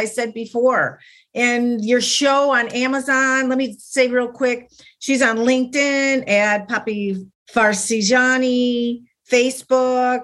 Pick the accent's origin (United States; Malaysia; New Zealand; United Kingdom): United States; Chicago, Illinois; I grew up in Chicago